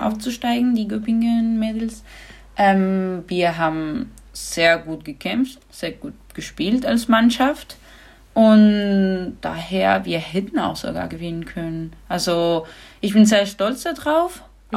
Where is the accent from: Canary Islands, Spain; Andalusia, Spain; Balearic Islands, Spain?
Andalusia, Spain; Granada; German is a second language; moved away; ich komme aus Andalusien, das ist der Süden